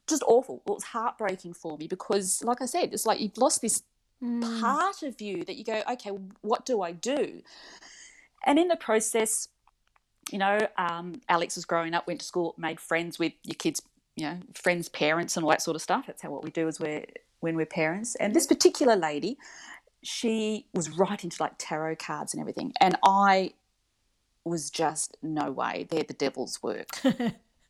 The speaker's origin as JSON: {"language": "English", "town": "Wagga Wagga", "region": "New South Wales", "country": "Australia", "tie": "born or raised there", "also_born_or_lived": "Perth", "said": "my parents divorced when I was 5. We moved back to Wagga, which is central New South Wales."}